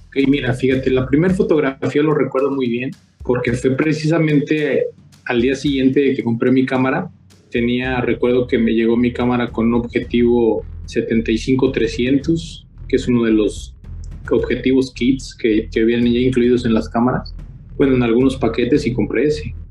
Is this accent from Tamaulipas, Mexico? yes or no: no; San Luis Potosí, Mexico; soy potosino de nacimiento, vivo precisamente en la, en la, pues, en la zona media de, San Luis Potosí